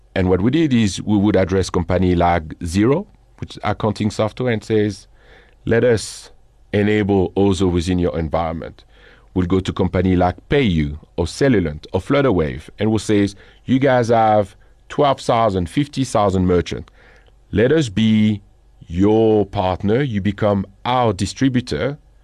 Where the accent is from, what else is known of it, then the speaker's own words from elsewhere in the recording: Boulogne-sur-Mer, Hauts-de-France, France; accent: French; English is a second language; moved away as an adult; now in South Africa; I'm originally from the north of France, which is a kind of an interesting story. I don't know if you're familiar with a city called Boulogne-sur-Mer.